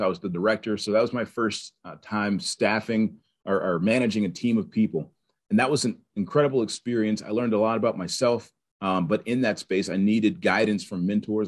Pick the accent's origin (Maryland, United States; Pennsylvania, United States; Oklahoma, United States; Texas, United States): Pennsylvania, United States; Pittsburgh; also born or lived in North Carolina; I'm from Pittsburgh. I grew up here